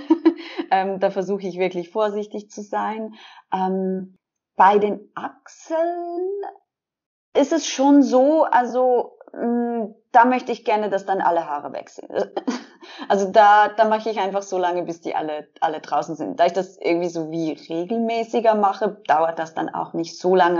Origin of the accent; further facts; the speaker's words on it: Switzerland; ich bin 33 und ich komme aus der Schweiz